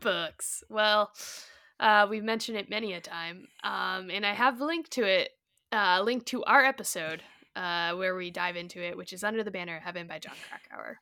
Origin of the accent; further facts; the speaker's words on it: Colorado, United States; I grew up in Colorado